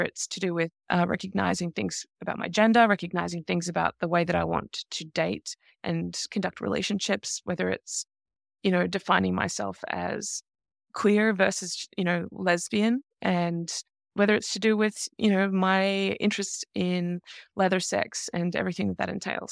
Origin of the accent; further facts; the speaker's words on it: Australia; I grew up in Australia in the nineteen eighties and nineteen nineties